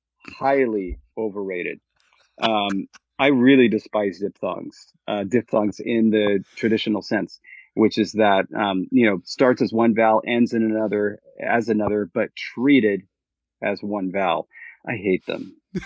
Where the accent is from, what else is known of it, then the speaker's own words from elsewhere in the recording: Long Beach, California, United States; also born or lived in Berkeley / Fresno / Mexico (mother's family); I'm originally, actually, I was born in Long Beach. But originally from Southern California. I lived all my life in Southern California, outside from 4 years at Berkeley and 1 year in Fresno. And of course, my my family, at least my mother's family, is from Mexico.